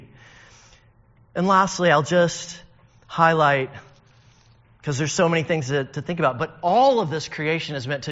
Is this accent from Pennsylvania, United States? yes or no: no; northern Alabama, United States; I'm from Alabama, and I lived up in the northern part, so I'd have to drive 4 hours down to see the Gulf. And every time I would do that, which was pretty often in my childhood